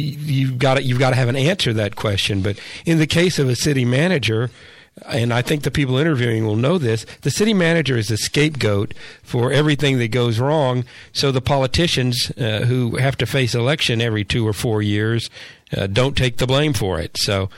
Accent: Corpus Christi, Texas, United States; I grew up in Corpus Christi.

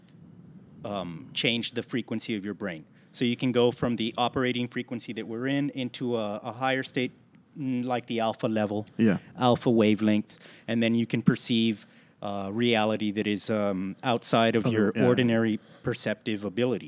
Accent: Laredo, Texas, United States; I'm from Laredo

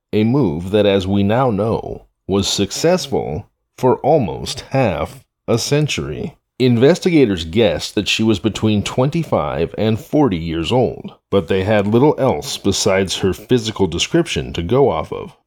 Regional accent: Humboldt County, California, United States; my hometown of Humboldt County, California

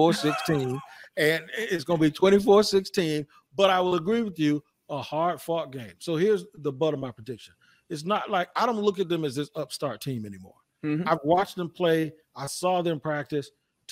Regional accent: Washington, District of Columbia, United States; I grew up in Washington. Philly was a rival.

